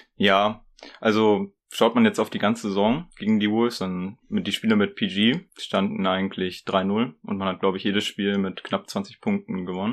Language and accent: German; Ibbenbüren, North Rhine-Westphalia, Germany; ich komme aus Ippenbüren.